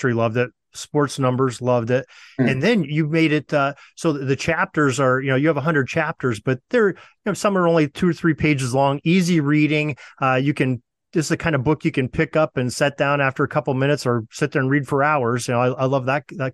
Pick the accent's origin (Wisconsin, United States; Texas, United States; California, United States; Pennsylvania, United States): Pennsylvania, United States; Northwestern; I'm from Northwestern Pennsylvania